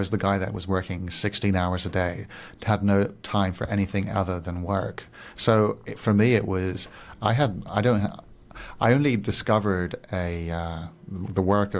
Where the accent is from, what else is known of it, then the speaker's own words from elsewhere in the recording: Singapore; English is a second language; also born or lived in Switzerland / Paris, France; now in Barcelona, Spain; But I'm originally Swiss and I grew up in Singapore and Paris. And I just feel like I'm a big mixture from many different places. But right now, Barcelona feels my home.